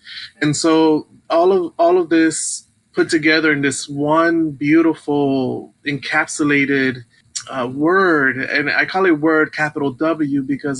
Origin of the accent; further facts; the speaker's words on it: Brooklyn, New York, United States; I'm a little bit familiar because even as a child growing up in Brooklyn, the Hebrew wasn't really spoken. It was more Yiddish.